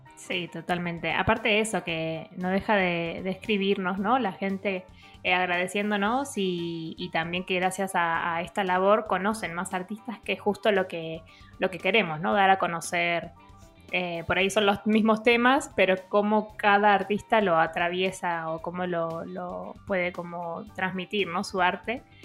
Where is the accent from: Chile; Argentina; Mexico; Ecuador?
Argentina; outskirts of Buenos Aires, Buenos Aires Province; yo nacía como en las afueras